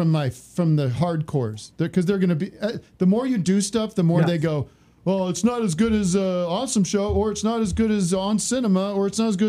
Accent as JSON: {"language": "English", "town": "Allentown", "region": "Pennsylvania", "country": "United States", "said": "because I said I was from Allentown"}